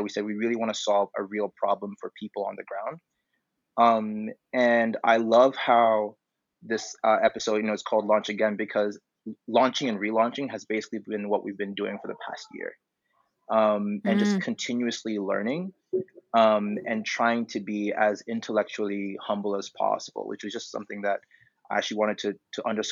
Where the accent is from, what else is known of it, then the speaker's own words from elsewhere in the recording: Tanzania; moved away as an adult; I'm from Tanzania